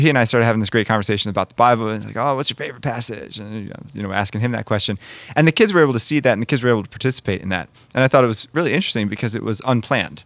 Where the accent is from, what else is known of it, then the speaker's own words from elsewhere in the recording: Monrovia, Maryland, United States; now in Connecticut, United States; I'm from Maryland originally